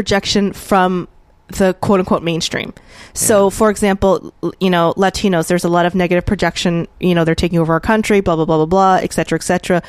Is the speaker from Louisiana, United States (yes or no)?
yes; New Orleans, Louisiana, United States; In New Orleans.